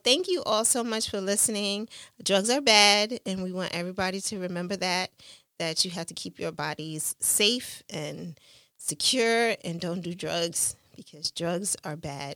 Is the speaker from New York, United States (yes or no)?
yes; New York City, New York, United States; growing up in Brooklyn, New York, in East New York, and in Coney Island